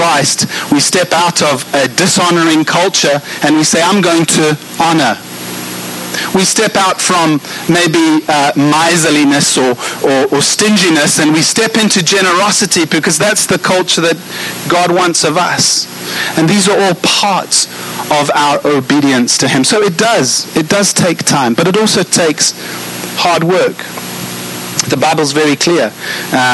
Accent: South Africa; I'm South African

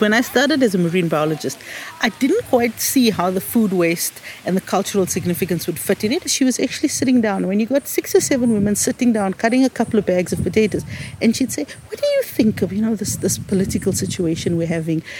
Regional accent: South Africa; living in a South African context as an Indian, because we were black, um, you know, we were squashed into the, what was called the Asiatic Bazaar

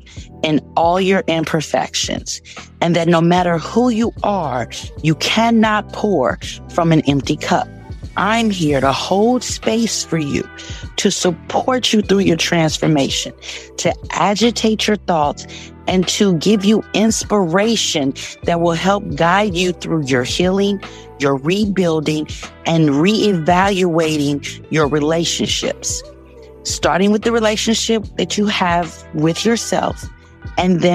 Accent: Midwest, United States; I'm a Midwest girl, born and raised in the Midwest

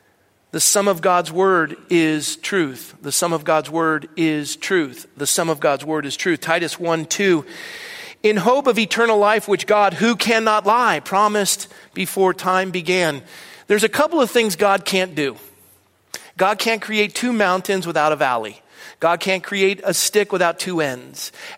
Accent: Ireland; I'm not angry, I'm Irish.

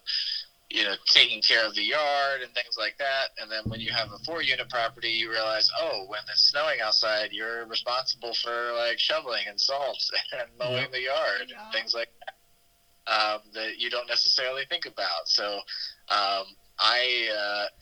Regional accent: Xenia, Ohio, United States; now in Dayton, United States; a home that we used to live in Xenia, Ohio, which is kind of like 20 minutes outside of Dayton, which is my hometown

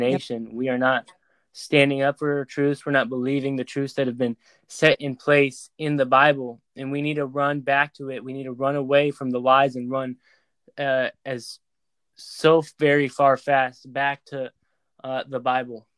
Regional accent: United States

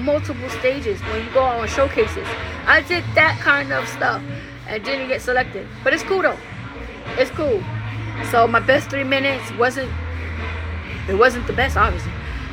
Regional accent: New York, United States; moved away; New York. My hometown

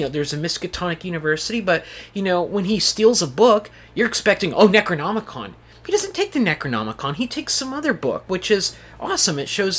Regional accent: Clamo, Washington, United States; growing up in Clamo, Washington, I didn't want to say it, but it sort of reminds me of the setting of this, you know, being deep in the forest

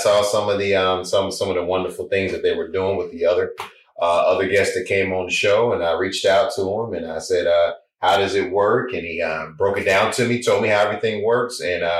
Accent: Gulfport, Mississippi, United States; But she went to the country to have me in Lower Mississippi. But originally, from Gulfport, Mississippi is where we pretty much grew up.

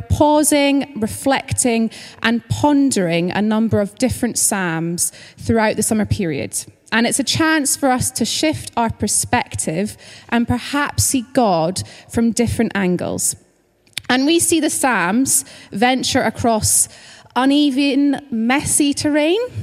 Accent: Scotland, United Kingdom; moved away as an adult; now in London, United Kingdom; if you're kind of trying to figure out my accent, just to say that I'm originally from Scotland, but I've lived in London for a couple of years now

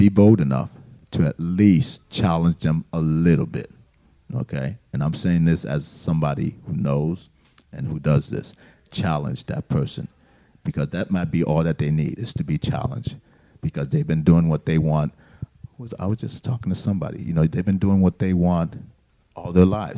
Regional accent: Miami, Florida, United States; moved away as an adult; we're from Miami

